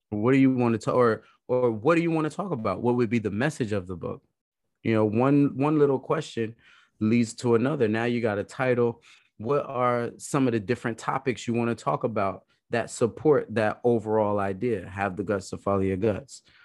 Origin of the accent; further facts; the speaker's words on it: New York City, New York, United States; moved away; also born or lived in New Jersey / Idaho; I'm actually from Brooklyn originally.